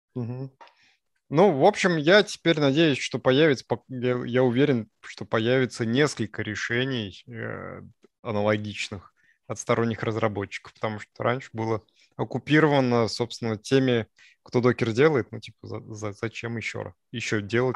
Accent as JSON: {"language": "Russian", "town": "Sarov", "region": "Nizhny Novgorod Oblast", "country": "Russia", "tie": "born or raised there", "moved": "yes", "lives_now": "Moscow, Russia", "said": "Я ездил в свой родной город. Мой родной город – это город Саров"}